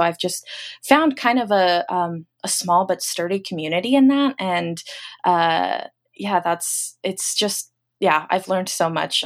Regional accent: Los Angeles, California, United States; now in Portland, United States; I live in Portland, Oregon currently, but I'm from Los Angeles

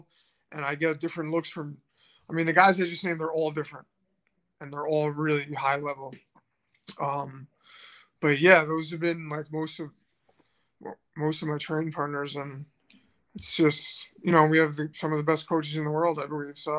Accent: New York City, New York, United States; also born or lived in Manhattan; I was born in Manhattan. I was raised in Queens.

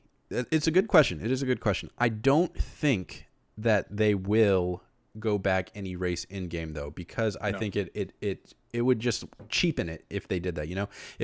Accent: North Carolina, United States; also born or lived in California; So I liked both the Panthers and the Chargers because I was born in California and I was raised in North Carolina.

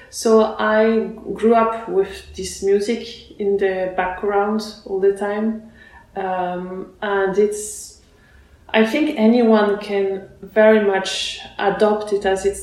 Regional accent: France; also born or lived in Russia / Barcelona, Spain / Lyon, France / Basel, Switzerland; I was born in Russia and then I grew up in France

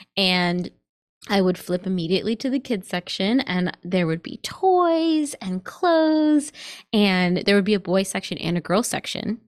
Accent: New York, United States; when I was growing up in New York

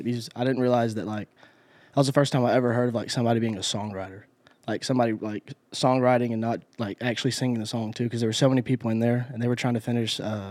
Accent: Carrollton, Georgia, United States; also born or lived in Douglasville; Because I grew up in Douglasville, Carrollton, Georgia. Shout out. But Atlanta was like an hour away.

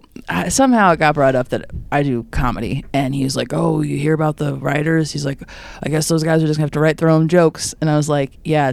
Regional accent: Chicago, Illinois, United States; Chicago, born and raised. I'm from the Chicagoland area, born and raised.

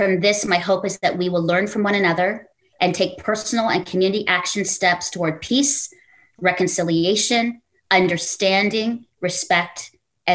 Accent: Canada; as a Filipino Canadian

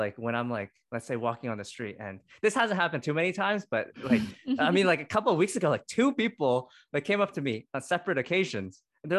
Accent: Canada; I talked a lot about the identity of being Asian Canadian, Chinese Canadian, and also like the struggles of that.

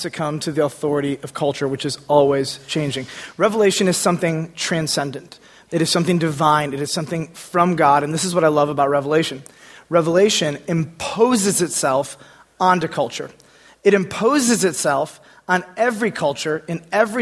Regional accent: United States; being an American in this place in this time

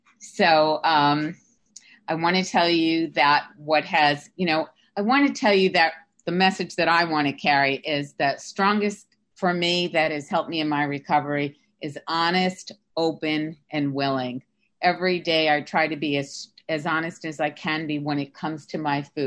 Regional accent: New York, United States; now in Sarasota, United States; I'm from New York. Right now I'm living in Sarasota, Florida

